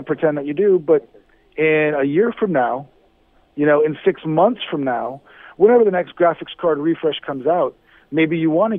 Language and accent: English; Miami, Florida, United States; I'm from Miami